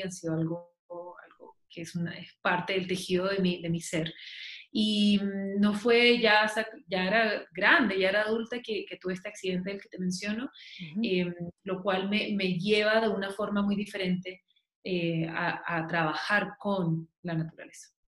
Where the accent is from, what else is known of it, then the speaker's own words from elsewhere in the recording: Chile; also born or lived in Massachusetts, United States; now in Santa Elena, Colombia; yo soy chilena y vivo en Colombia hace aproximadamente casi cuatro años.